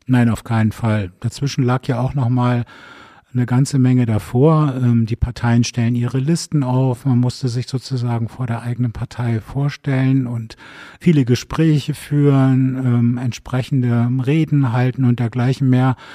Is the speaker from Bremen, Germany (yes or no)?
yes; Bremen, Germany; now in Berlin, Germany; Ich bin in Bremen geboren